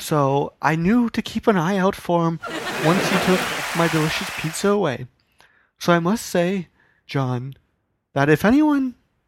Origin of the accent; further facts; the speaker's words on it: Brampton, Ontario, Canada; I am from Brampton. I know all about that.